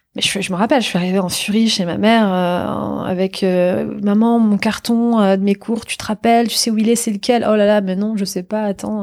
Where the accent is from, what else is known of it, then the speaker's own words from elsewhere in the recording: Normandy, France; moved away as an adult; also born or lived in New York; now in Paris, France; c'est une région qui a vu naître mon père, où je suis né, où j'ai grandi, où j'ai tous mes amis